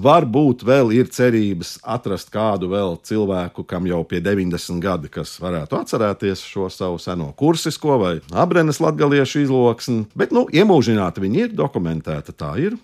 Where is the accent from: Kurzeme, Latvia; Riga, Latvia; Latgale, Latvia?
Riga, Latvia; es esmu latviečs no Rīgas